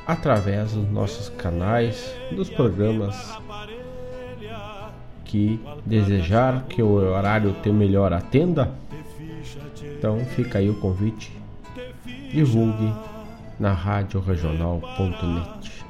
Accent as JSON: {"language": "Portuguese", "town": "Erval", "region": "Rio Grande do Sul", "country": "Brazil", "said": "Tocamos, tocamos … lá donde eu venho. Eu venho da cidade de Erval."}